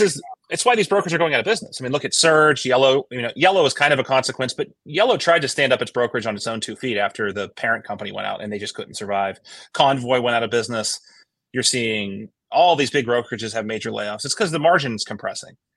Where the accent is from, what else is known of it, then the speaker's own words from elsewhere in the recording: Midwest, United States; I'm from the Midwest